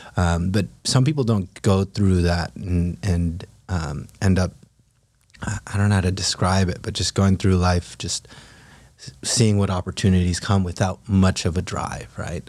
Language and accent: English; Philippines; moved away; also born or lived in California; I grew up in the Philippines, moved to California with a single mom and a younger